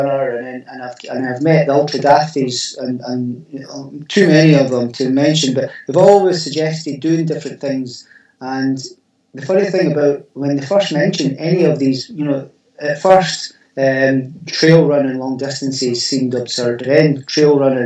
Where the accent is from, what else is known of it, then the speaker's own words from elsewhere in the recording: South Queensferry, Scotland, United Kingdom; moved away as an adult; now in Fife, United Kingdom; Queensferry, which was my hometown